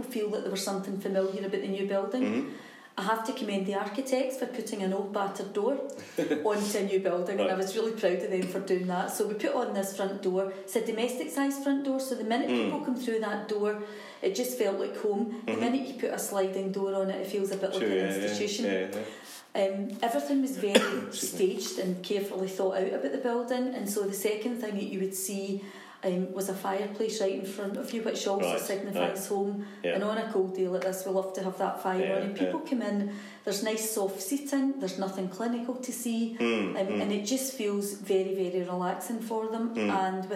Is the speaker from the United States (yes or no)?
no; East Kilbride, Scotland, United Kingdom; I was brought up in East Kilbride, two very, very supportive parents